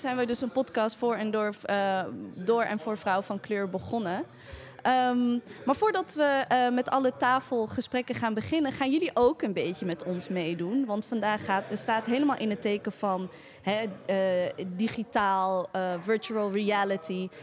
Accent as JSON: {"language": "Dutch", "town": "Maarssen", "region": "Utrecht", "country": "Netherlands", "tie": "born or raised there", "said": "ik ben geboren en getogen in Maarsen."}